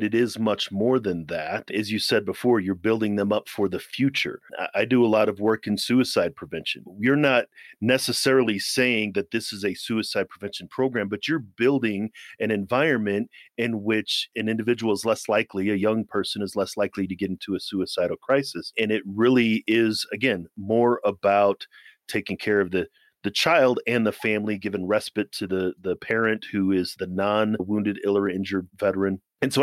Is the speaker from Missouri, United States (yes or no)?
yes; Missouri, United States; also born or lived in Germany / Maryland; now in Colorado, United States; I'm from Missouri